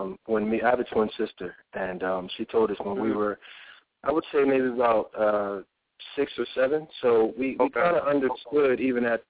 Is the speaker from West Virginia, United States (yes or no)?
no; Philadelphia, Pennsylvania, United States; growing up in Philly